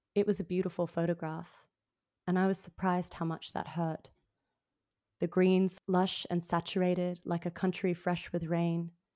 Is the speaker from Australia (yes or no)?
yes; Sydney, New South Wales, Australia; moved away as an adult; also born or lived in Melbourne; now in New York, United States; I was raised in Sydney